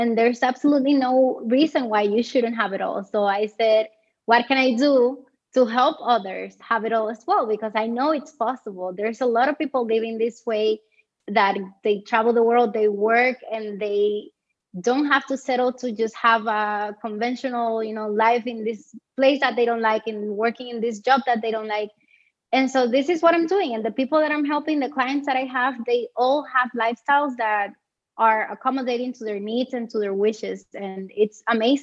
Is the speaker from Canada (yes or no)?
no; Puerto Rico; moved away as an adult; now in Germany; I was from Puerto Rico, which is a territory of the United States